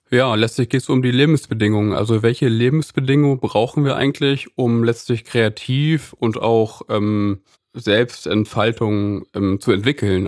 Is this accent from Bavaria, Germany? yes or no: no; Lüneburg, Lower Saxony, Germany; moved away as an adult; now in Cologne, Germany; ich bin gebürtiger Lüneburger. Ich wohne seit zwölf Jahren mittlerweile in Köln